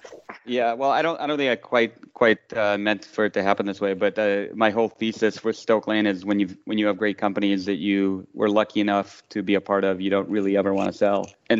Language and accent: English; Tashkent, Uzbekistan; English is a second language; now in United States; I came from Tashkent in Uzbekistan, which is a great city, but she sort of makes fun of it as the little village